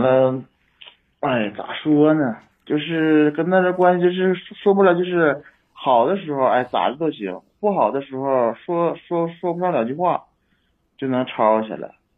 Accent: Inner Mongolia, China; moved away; also born or lived in Mohe, Heilongjiang; 那会儿是在老家，我老家是内蒙的，内蒙那个，我妈他们也搁那边儿

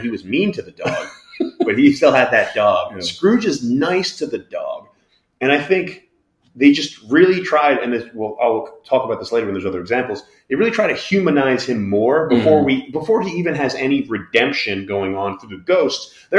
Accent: United States; as American people

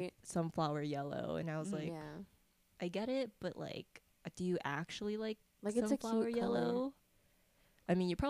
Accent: San Diego, California, United States; I'm born and raised in San Diego. I'm 20

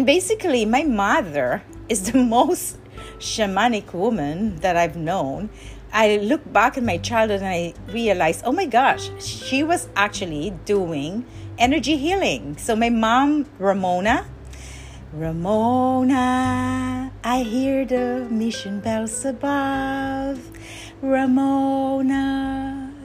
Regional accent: Parañaque, Metro Manila, Philippines; moved away; I grew up when I was a child, I grew up in Parañaque, in Manila

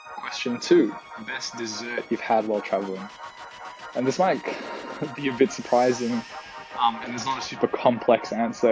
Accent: Singapore; my own childhood growing up in Singapore.

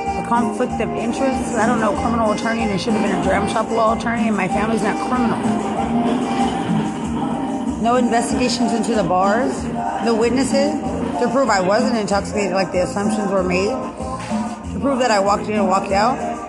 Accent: United States; I'm from America. You don't shun me like I don't belong.

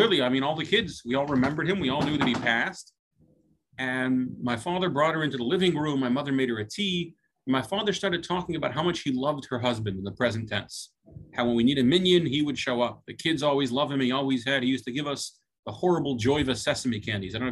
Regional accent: Louisville, Kentucky, United States; I was an out-of-towner in Louisville, Kentucky

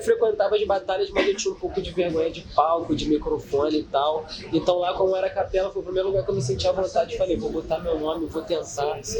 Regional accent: Rio de Janeiro, Brazil; primeira vez que eu saí do Rio

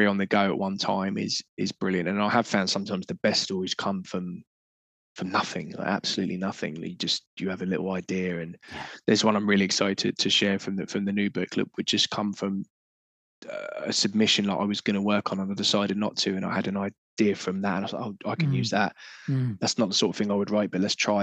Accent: Portsmouth, South East England, United Kingdom; I grew up in Portsmouth, we were seaside towns.

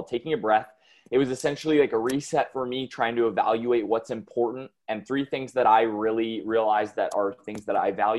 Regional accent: North Carolina, United States; I am from the United States, here in North Carolina

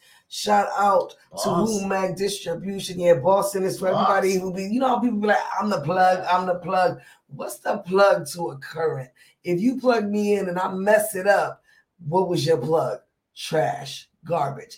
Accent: Massachusetts, United States; moved away; I will be in Massachusetts, my hometown, Massachusetts

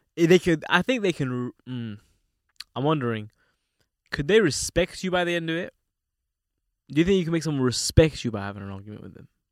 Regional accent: London, United Kingdom; me growing up in London

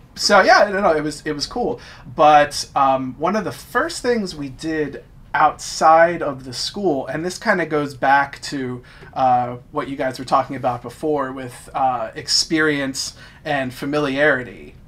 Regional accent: New Jersey, United States; I'm from South Jersey

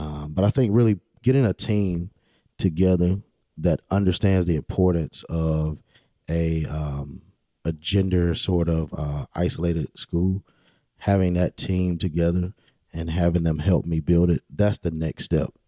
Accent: Rocky Mount, North Carolina, United States; also born or lived in Pinetops, North Carolina; I'm born and raised in Rocky Mount, uh, nineteen ninety-two. I grew up on Sycamore Street.

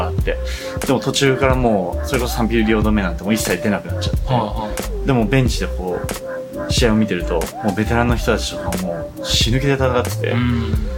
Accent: Kitakyushu, Fukuoka, Japan; moved away; 地元に帰って

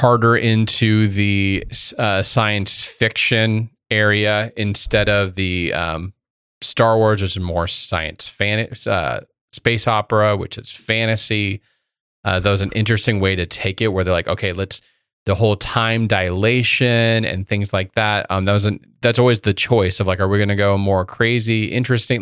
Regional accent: Indiana, United States; a kid growing up in Indiana

